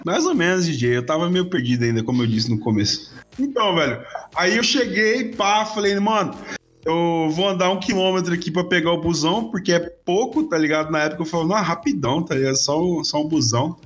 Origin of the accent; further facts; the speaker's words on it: interior of Mato Grosso, Brazil; moved away as an adult; now in Cuiabá, Brazil; eu vim de outra cidade, vim do interior do Mato Grosso e vim pra capital Cuiabá